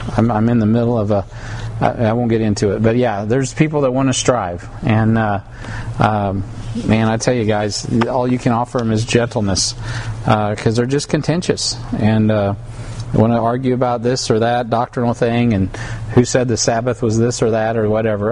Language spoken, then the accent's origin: English; United States; I'm an American